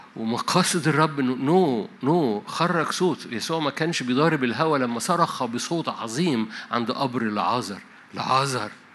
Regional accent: Egypt

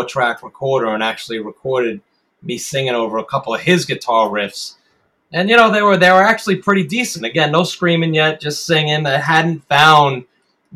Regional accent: Long Island, Nassau County, New York, United States; I grew up out on Long Island and out in Nassau County.

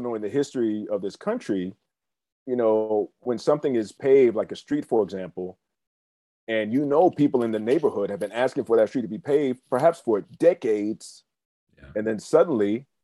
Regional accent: Silver Spring, Maryland, United States; I grew up in Silver Spring, Maryland

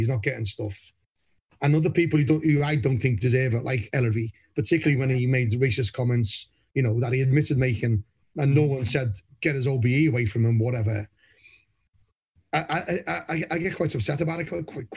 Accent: Liverpool, North West England, United Kingdom; moved away as an adult; now in Somerset, United Kingdom; I've been down to Somerset longer than I was in Liverpool, born and bred in Anfield

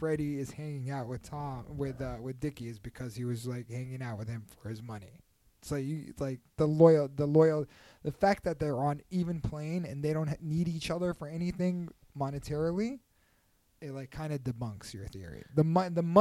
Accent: New York, United States; we basically hung out with other like middle income people when we were in growing up in New York

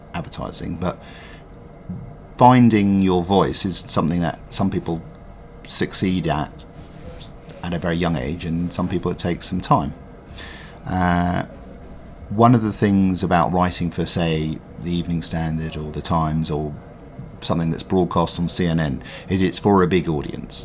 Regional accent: London, United Kingdom; growing up in London and loving London

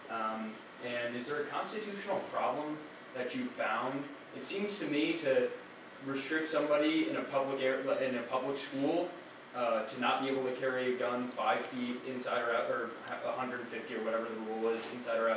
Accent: New York, United States; moved away as an adult; now in Washington, United States; I'm from New York.

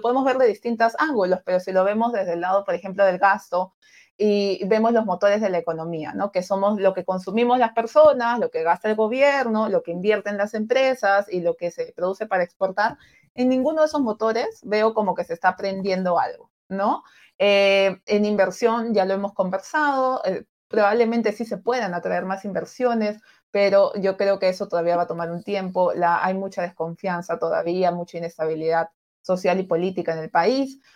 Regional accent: Peru

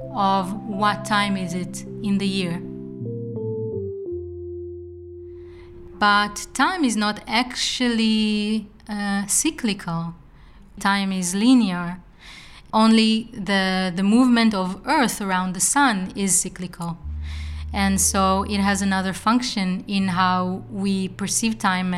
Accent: Israel; now in Eindhoven, Netherlands; I come from Israel

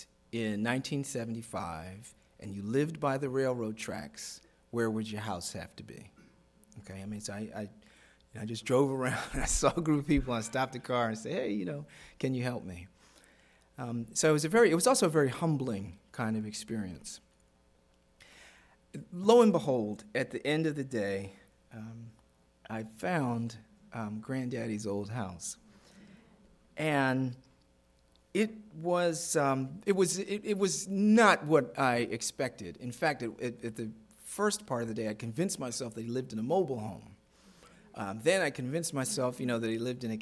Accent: Baltimore, Maryland, United States; I grew up in Baltimore City

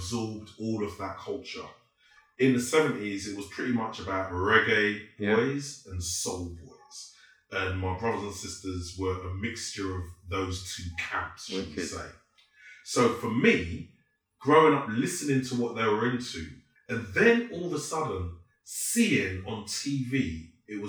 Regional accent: London, United Kingdom; I was born in East London, Bow.

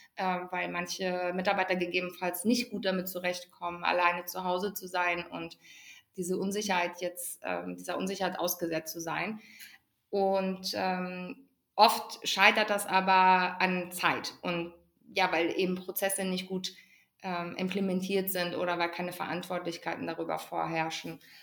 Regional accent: Ruhr area, North Rhine-Westphalia, Germany; ich komme gebürtig aus dem Ruhrgebiet.

